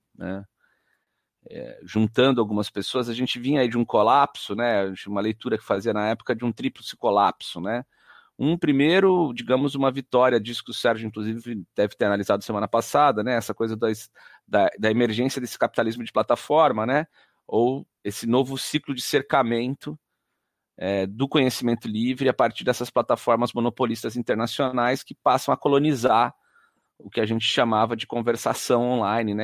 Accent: Jundiaí, São Paulo, Brazil; sou de Jundiaí, nasci em Jundiaí

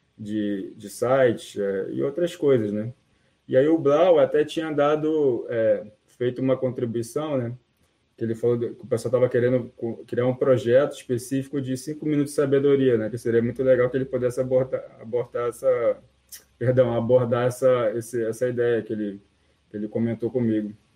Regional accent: Rio de Janeiro, Brazil; eu sou do Rio de Janeiro

